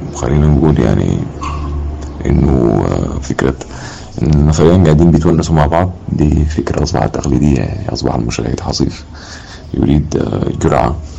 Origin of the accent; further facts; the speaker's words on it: Wad Madani, Gezira, Sudan; أنا من مواليد منطقة مدني في العام 1994